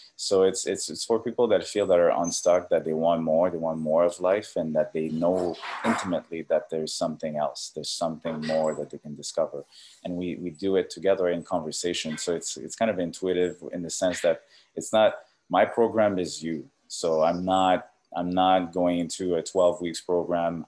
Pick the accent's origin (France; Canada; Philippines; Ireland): Canada; now in Orange County, United States; I'm Canadian